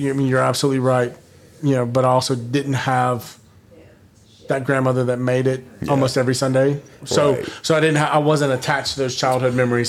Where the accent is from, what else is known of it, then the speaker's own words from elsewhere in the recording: the South, United States; I'm born and raised in the South.